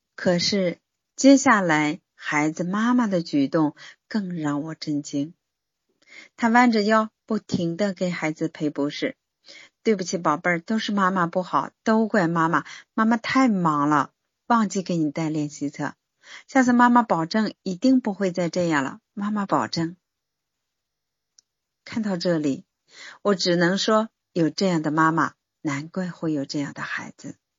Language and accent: Chinese; China; 我们中国人的民族骄傲感就被激发起来了